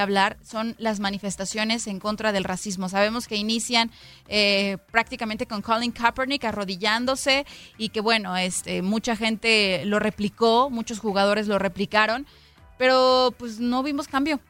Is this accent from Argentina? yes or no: no; Mexico; los que somos mexicanos